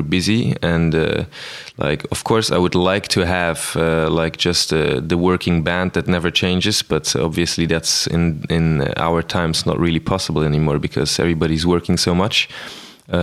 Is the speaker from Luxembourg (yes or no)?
yes; Luxembourg; also born or lived in Amsterdam / Brussels; I'm from Luxembourg